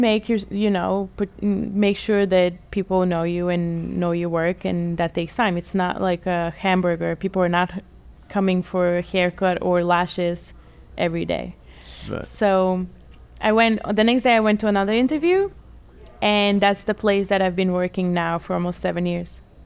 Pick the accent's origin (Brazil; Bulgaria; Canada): Bulgaria; also born or lived in Atlantic City, United States; now in United States; I am originally from Bulgaria. I've been in the States for about 18 years now.